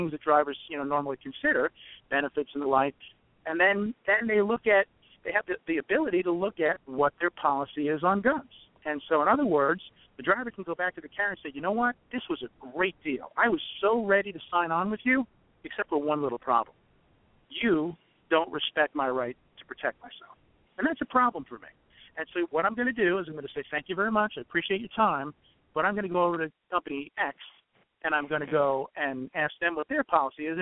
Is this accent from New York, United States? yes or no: yes; New York, United States; I come from New York, and I used to be in law enforcement in New York